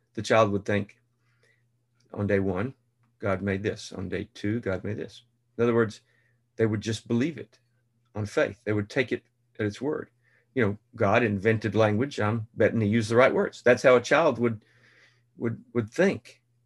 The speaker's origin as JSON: {"language": "English", "region": "Central Texas", "country": "United States", "tie": "born or raised there", "said": "Dad had an office on the square in this small town of two thousand, Central Texas"}